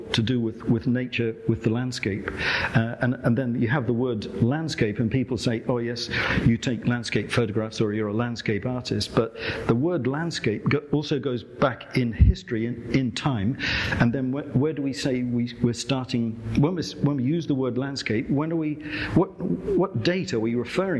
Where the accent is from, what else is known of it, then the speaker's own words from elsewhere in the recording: England, United Kingdom; I'm from England